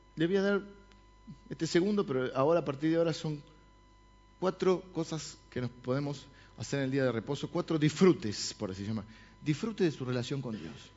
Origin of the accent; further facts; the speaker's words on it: La Plata, Buenos Aires Province, Argentina; yo nací en La Plata, mi hermana también